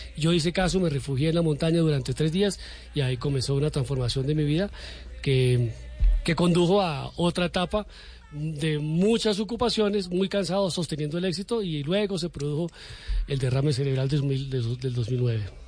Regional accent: Cúcuta, Norte de Santander, Colombia; moved away as an adult; now in Bogotá, Colombia; Yo soy de Cúcuta, Mediterránea, vigía de la frontera, la cuna de la República, muy noble, valerosa y leal villa. Entonces eh, vengo a formarme, a estudiar en la universidad.

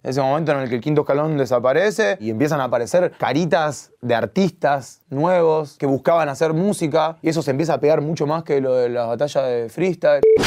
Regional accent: Argentina; yo soy súper argentino, yo nací acá y mis papás ya me criaron con ese amor

